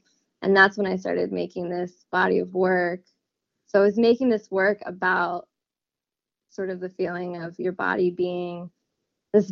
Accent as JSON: {"language": "English", "town": "Louisville", "region": "Kentucky", "country": "United States", "moved": "as an adult", "lives_now": "Stillwater, United States", "said": "I'm from Louisville, Kentucky. Right now I'm living in Stillwater"}